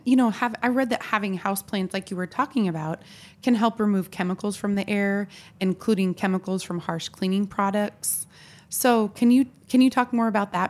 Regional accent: Tillamook, Oregon, United States; now in Washington, D.C., United States; I am from Tillamook, Oregon. a land of cheese, trees, and ocean breeze.

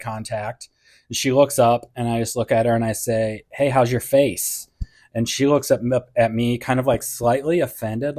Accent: St. Louis, Missouri, United States; now in Northwest Arkansas, United States; I'm from St. Louis, Missouri.

